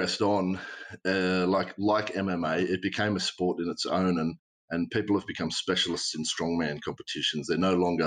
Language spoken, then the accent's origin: English; the mountains west of Sydney, New South Wales, Australia; Growing up in Western Sydney, or in the mountains west of Sydney at least